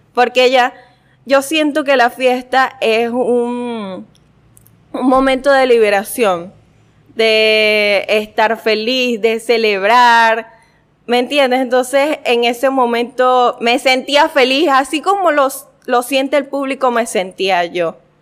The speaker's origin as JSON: {"language": "Spanish", "town": "Guanare", "region": "Portuguesa", "country": "Venezuela", "tie": "born or raised there", "said": "yo nací aquí, en Guanare"}